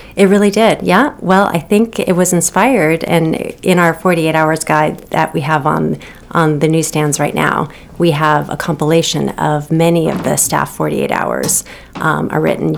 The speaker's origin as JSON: {"language": "English", "town": "Los Angeles", "region": "California", "country": "United States", "tie": "born or raised there", "also_born_or_lived": "Seattle", "moved": "as an adult", "lives_now": "Maine, United States", "said": "I grew up on the West Coast um, my whole life in California"}